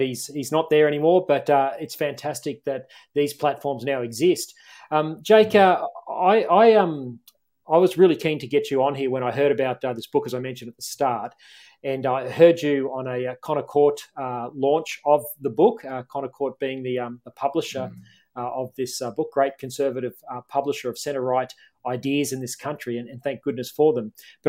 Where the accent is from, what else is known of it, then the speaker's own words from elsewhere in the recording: Toowoomba, Queensland, Australia; I grew up in Toowoomba, which is the big state just to the east of Auckland.